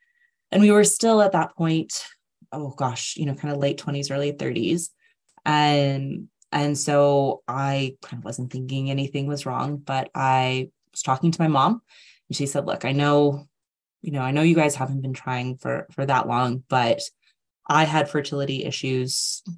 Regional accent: United States; moved away as an adult; now in United Kingdom; I'm originally from the States, but I have lived in the UK for 16 years now.

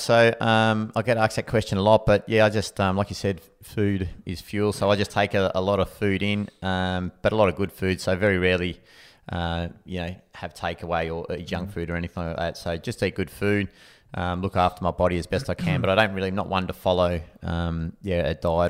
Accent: Anglesey, Wales, United Kingdom; So growing up in Anglesey, I just remember the feeling that it gave me during running.

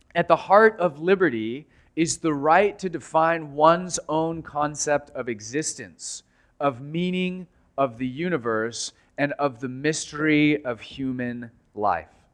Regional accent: United States; as American Christians

